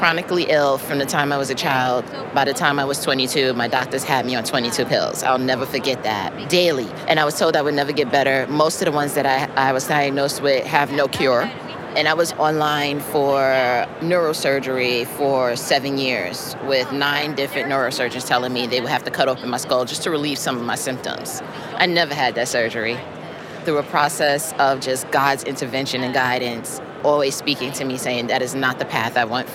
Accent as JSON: {"language": "English", "region": "New York", "country": "United States", "moved": "yes", "lives_now": "South Carolina, United States", "said": "I am residing currently in South Carolina, but I'm from New York"}